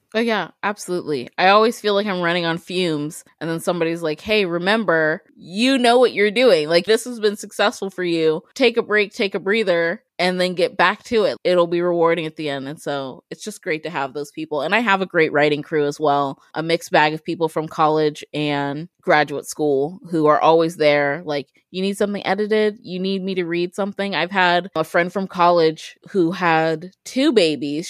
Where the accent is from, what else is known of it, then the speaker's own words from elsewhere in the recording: Columbus, Ohio, United States; also born or lived in Upper Arlington, Ohio; I am a born and raised Ohioan. I was born in Columbus. I grew up mainly in the Linden area off of Hudson and Joyce